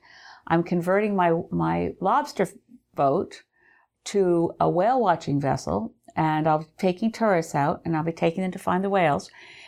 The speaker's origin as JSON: {"language": "English", "region": "Connecticut", "country": "United States", "tie": "born or raised there", "also_born_or_lived": "Cape Breton Island, Canada", "moved": "yes", "said": "I grew up in Connecticut."}